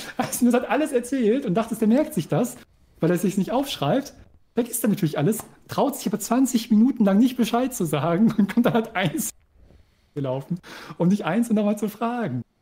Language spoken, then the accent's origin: German; East Germany, Germany; also born or lived in Delmhorst; now in Bremen, Germany; ich als Ossi